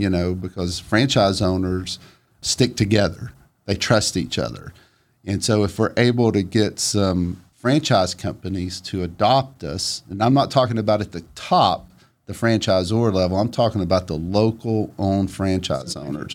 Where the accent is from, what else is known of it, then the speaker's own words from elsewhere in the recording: Flintstone, Georgia, United States; I grew up in a tiny house, very modest. It was in Flintstone and it looked up at the mountain